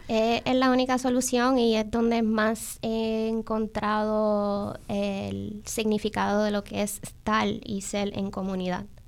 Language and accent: Spanish; New York, United States; yo nací en Nueva York, en el Bronx